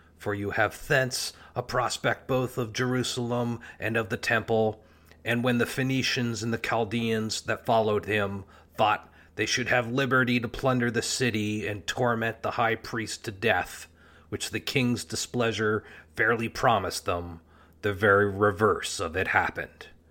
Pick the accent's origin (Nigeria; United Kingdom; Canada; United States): Canada; Canada, my home country